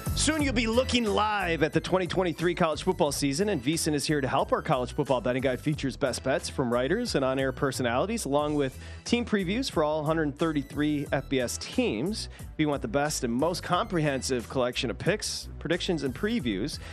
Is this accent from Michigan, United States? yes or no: yes; Michigan, United States; born or raised there